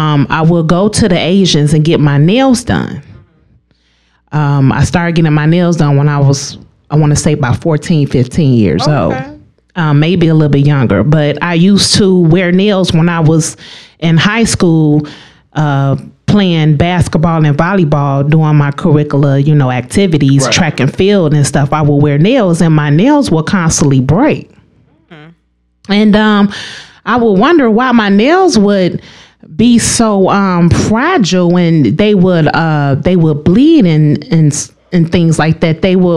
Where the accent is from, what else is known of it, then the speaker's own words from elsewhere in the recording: Lake County, Illinois, United States; also born or lived in Chicago, Illinois; I'm originally from the city of Chicago. Oh, okay. Chi-town. And but I grew up in Lake County. I went to Novak King Middle School.